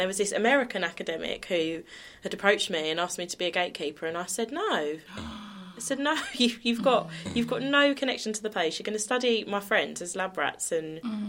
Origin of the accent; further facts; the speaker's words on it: Dagenham, London, United Kingdom; I grew up on Beacon Tree Estate.